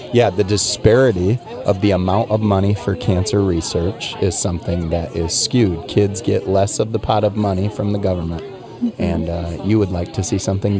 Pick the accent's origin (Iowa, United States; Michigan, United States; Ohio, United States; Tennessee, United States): Iowa, United States; Manchester; We are Manchester kids